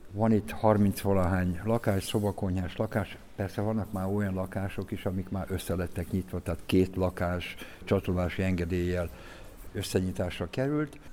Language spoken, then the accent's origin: Hungarian; Miskolc, Borsod-Abaúj-Zemplén, Hungary; moved away as an adult; now in Budapest, Hungary; Én Miskolci ember vagyok, Miskolci születésű, bár szegény családban nőttem föl